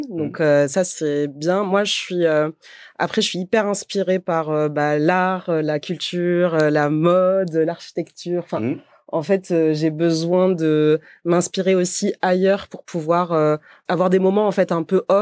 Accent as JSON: {"language": "French", "town": "Montpellier", "region": "Occitania", "country": "France", "said": "je viens de Montpellier."}